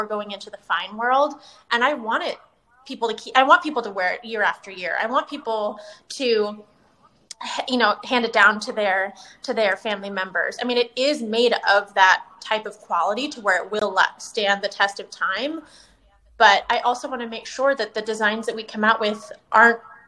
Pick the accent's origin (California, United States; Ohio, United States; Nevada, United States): California, United States; right outside of San Francisco, Northern; moved away as an adult; also born or lived in Los Angeles, California; now in Tampa, United States; I was born and raised in Northern California, right outside of San Francisco, and moved to LA for college and stayed there for 14 years